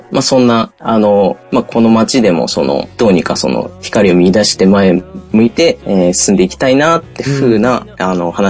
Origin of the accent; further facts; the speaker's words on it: Indonesia; now in Japan; その僕はその、1995年、あの、育った国っていうのが、実はあの、帰国子女で僕、インドネシアって国で育っていまして